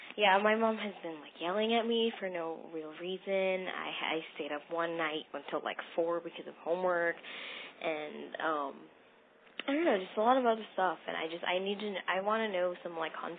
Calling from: Chino Hills, California, United States; I'm calling from Chino Hills

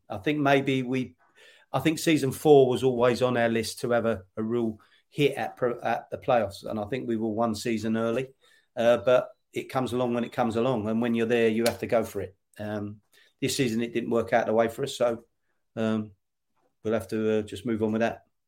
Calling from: London, United Kingdom; I'm calling you from, well, uh, London, but Faden, it's more Essex side of London

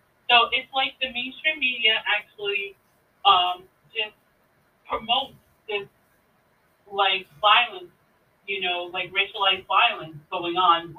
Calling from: Brooklyn, New York, United States; from Brooklyn, New York.

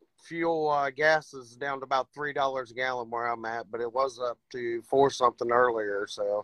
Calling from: Ohio, United States

